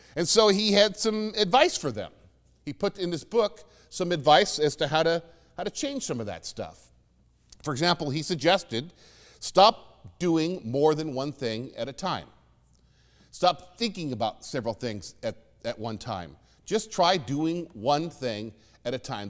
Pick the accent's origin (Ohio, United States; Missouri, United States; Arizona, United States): Arizona, United States; Phoenix; moved away as an adult; growing up in Phoenix